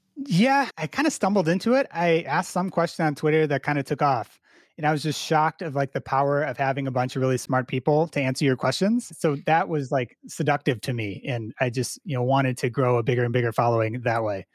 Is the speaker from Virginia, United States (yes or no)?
no; Chicago, Illinois, United States; I grew up in the Chicago suburbs here